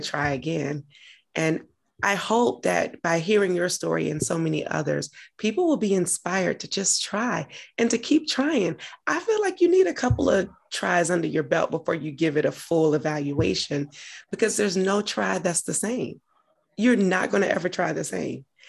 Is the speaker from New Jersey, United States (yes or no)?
no; Augusta, Georgia, United States; moved away as an adult; also born or lived in Atlanta, Georgia; now in Washington, DC, United States; I'm from Georgia, lived in Atlanta, from Augusta originally, but lived in Atlanta prior to moving to DC, where I currently am